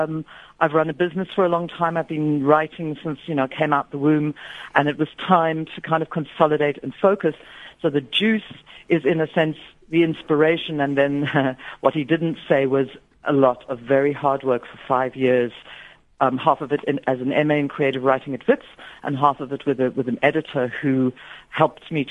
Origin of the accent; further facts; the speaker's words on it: Aberdeen, Scotland, United Kingdom; when I was a child, I grew up in Aberdeen, Scotland